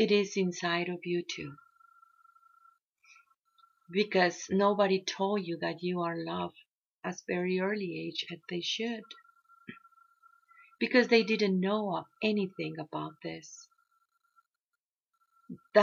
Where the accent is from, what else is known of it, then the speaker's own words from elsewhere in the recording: Mexico; I come from the Maya Mexica tradition